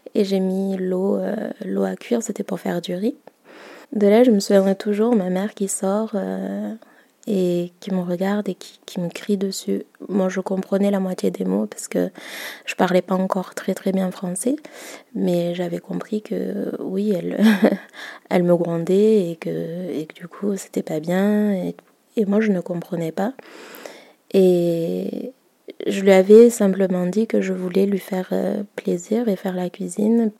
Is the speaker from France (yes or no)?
no; Madagascar; je suis malgache